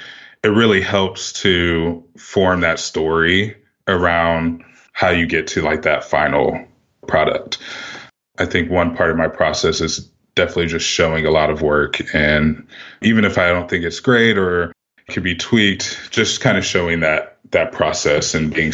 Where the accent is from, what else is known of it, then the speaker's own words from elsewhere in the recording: Columbus, Ohio, United States; also born or lived in Lithopolis, Ohio; I'm originally from Columbus, Ohio. I grew up in the city up through seventh grade